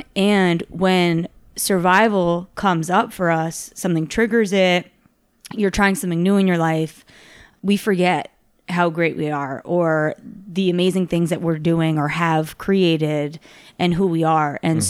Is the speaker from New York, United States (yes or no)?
yes; New York City, New York, United States; now in Los Angeles, United States; I come from New York, New York City, and that's like one of the largest cities in the world.